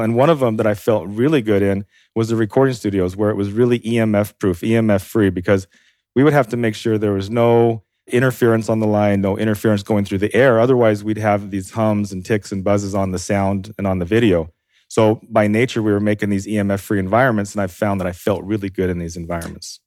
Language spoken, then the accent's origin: English; Idaho, United States; I'm from Idaho